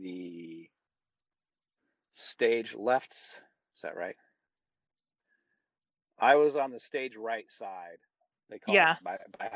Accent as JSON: {"language": "English", "country": "United States", "tie": "born or raised there", "said": "I was raised in this country"}